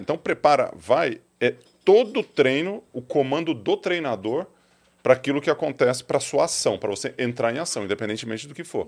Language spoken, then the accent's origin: Portuguese; Ituverava, São Paulo, Brazil; also born or lived in Ribeirão Preto; Sou nascido em Ribeirão. O médico da minha mãe era de Ribeirão Preto, mas fui para fui para Ituverava bem cedo, bem cedo assim, tipo dois dias.